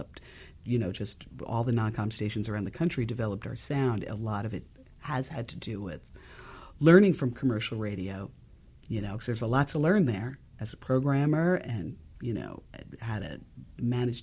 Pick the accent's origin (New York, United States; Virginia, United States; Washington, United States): New York, United States; I grew up in New York. I'm a lifelong New Yorker.